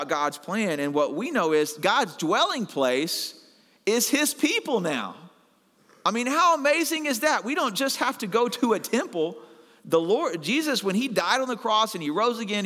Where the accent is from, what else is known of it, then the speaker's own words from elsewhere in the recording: Arkansas, United States; moved away; I'm originally from Arkansas